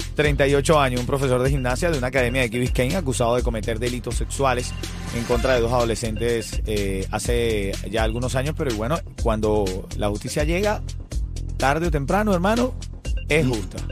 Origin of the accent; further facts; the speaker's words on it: Venezuela; soy venezolano